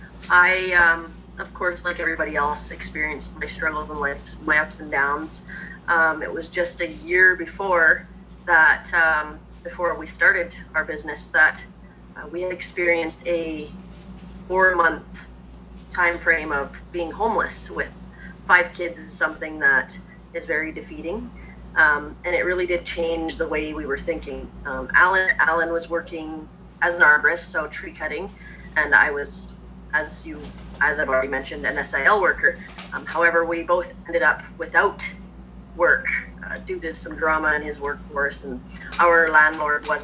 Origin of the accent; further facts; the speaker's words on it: Hill Spring, Alberta, Canada; I am from Hill Spring, Alberta, here in Canada.